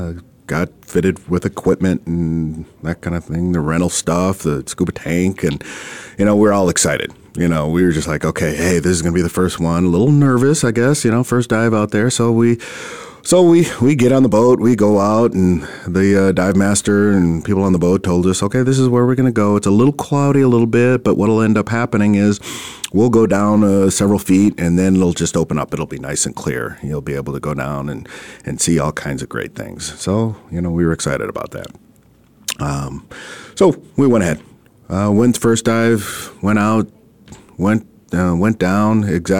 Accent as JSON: {"language": "English", "region": "Minnesota", "country": "United States", "moved": "yes", "lives_now": "Arizona, United States", "said": "I'm originally from Minnesota"}